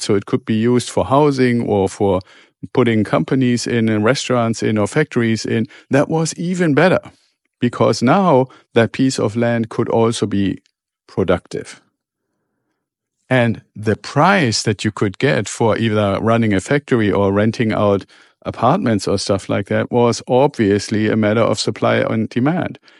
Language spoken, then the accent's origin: English; Germany; moved away; I'm originally from Germany